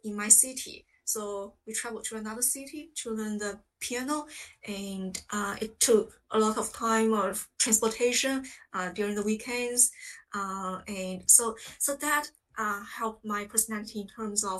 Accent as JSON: {"language": "English", "country": "China", "tie": "born or raised there", "second_language": "English", "moved": "as an adult", "lives_now": "United Kingdom", "said": "I grew up in China."}